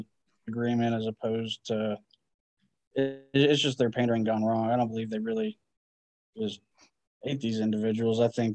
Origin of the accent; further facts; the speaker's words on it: Northeast Arkansas, United States; now in Mississippi, United States; I grew up in Northeast Arkansas in the Delta, and it was more racist than where I currently live, noticeably more so.